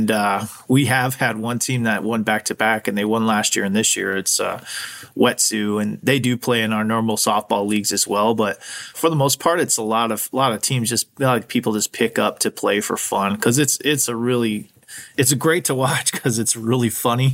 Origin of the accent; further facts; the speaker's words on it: Arizona, United States; now in Anchorage, United States; I'm originally from Arizona